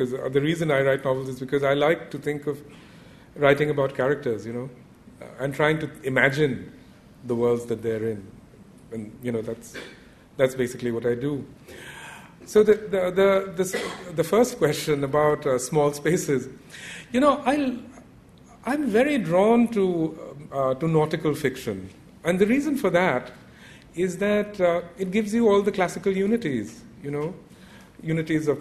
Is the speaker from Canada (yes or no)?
no; India; myself growing up in India